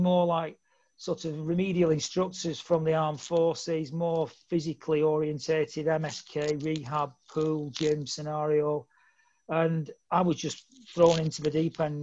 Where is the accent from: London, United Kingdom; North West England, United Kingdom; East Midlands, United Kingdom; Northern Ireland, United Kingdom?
North West England, United Kingdom; Bolton; I'm from Bolton, and Bolton's, you know, always fond memories of being in, brought up in that area.